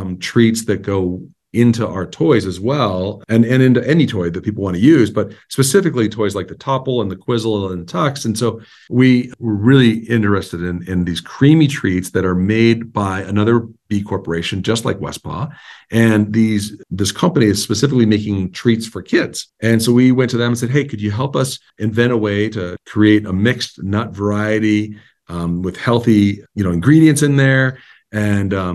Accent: Montana, United States; I was born and raised in Montana. My family's all here

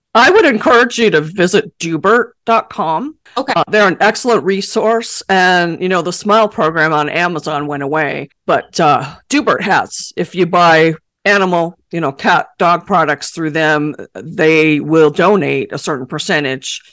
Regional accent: Buffalo, New York, United States; moved away; I'm from Buffalo originally.

